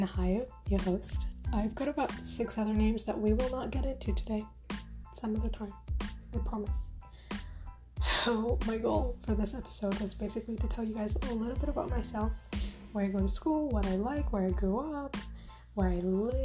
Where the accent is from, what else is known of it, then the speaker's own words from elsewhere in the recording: Uganda; moved away as an adult; now in Canada; I grew up in Uganda, in Jinja. Well, technically Buikwe. I grew up in Bukaya.